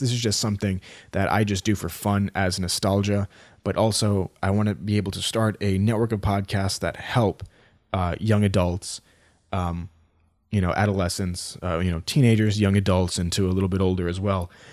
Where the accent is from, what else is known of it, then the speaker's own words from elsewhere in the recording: United States; I'm from the United States